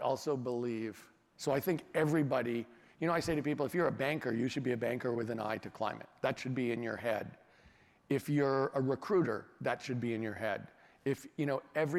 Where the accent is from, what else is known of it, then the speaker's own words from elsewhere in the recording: California, United States; as a Californian and as American